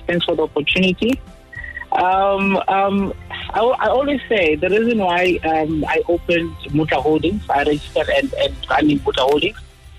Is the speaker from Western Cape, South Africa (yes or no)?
no; Soweto, Gauteng, South Africa; I come from Soweto.